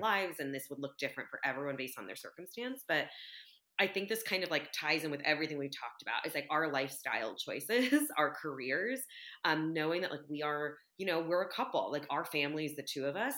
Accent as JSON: {"language": "English", "country": "United States", "said": "I'm Vietnamese American"}